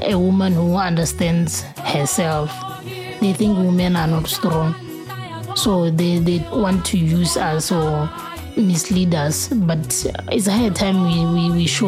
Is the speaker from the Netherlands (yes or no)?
no; Serowe, Central District, Botswana; now in Gaborone, Botswana; I'm from Serowe, but I live in Gaborone